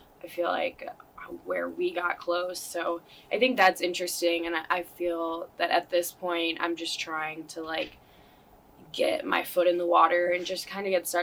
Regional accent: Dyer, Indiana, United States; also born or lived in Serbia / Schererville, Indiana; now in St. John, United States; I moved back to the States when I was about 9, in 4th grade, and I moved to, like, Dyer

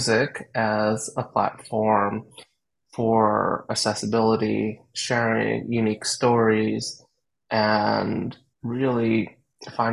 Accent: Canada; like a lot of young people growing up in Canada, I started off being exposed to music

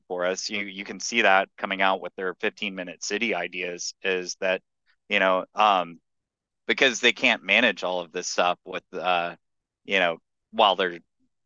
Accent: Texas, United States; I'm from Texas

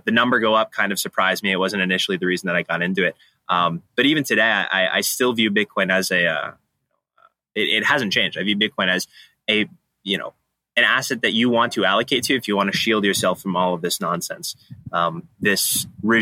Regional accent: outside of Boston, Massachusetts, United States; also born or lived in Vermont; Growing up outside of Boston, I grew up, thankfully, my county is extremely red

